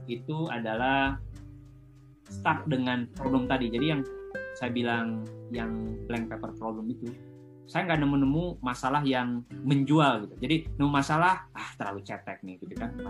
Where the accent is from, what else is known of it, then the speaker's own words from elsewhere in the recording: West Java, Indonesia; karena jujur ya saya, saya kan uh, suku saya, saya orang Sunda gitu.